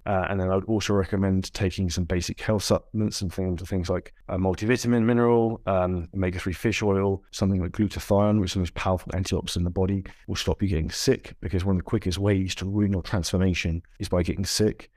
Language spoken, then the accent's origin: English; United Kingdom; if you're from the U K, like I am